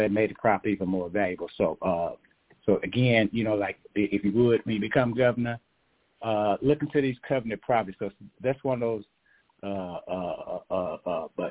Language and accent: English; Ennis, Texas, United States; my hometown, Ennis, Texas